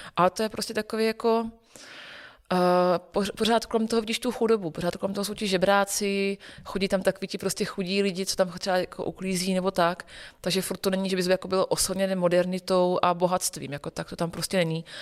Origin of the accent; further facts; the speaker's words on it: Olomouc, Olomouc Region, Czechia; Já jsem, původem z Olomouce a my jsme v Olomouci celý, eh, roky, co jsem vyrůstala